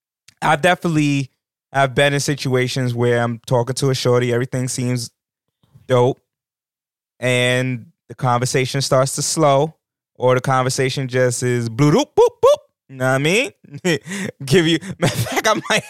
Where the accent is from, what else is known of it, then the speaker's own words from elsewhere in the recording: New York, United States; As a New Yorker